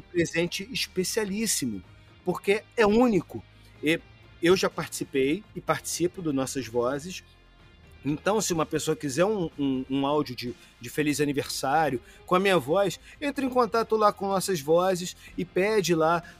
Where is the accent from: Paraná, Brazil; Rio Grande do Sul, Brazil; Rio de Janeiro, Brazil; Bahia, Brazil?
Rio de Janeiro, Brazil; accent: carioca; Eu, por exemplo, sou carioca